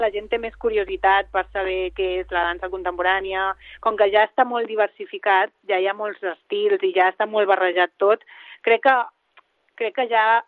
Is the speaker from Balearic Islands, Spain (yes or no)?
yes; Mallorca, Balearic Islands, Spain; moved away as an adult; La Laura i jo som les dues de Mallorca